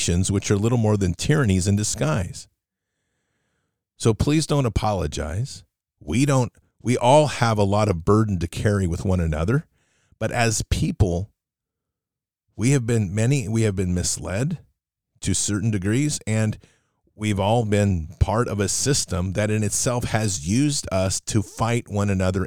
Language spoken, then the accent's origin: English; United States; because I'm American